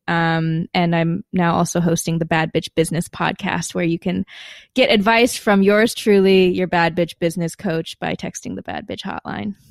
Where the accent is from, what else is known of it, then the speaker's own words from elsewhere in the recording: Madison, Wisconsin, United States; moved away as an adult; I was born in Madison, Wisconsin, as one of the few Asians in the entire city